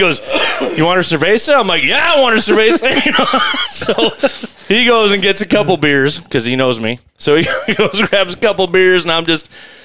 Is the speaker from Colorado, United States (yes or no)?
yes; Colorado, United States; I grew up backpacking the Rockies, and, you know, I grew up homeless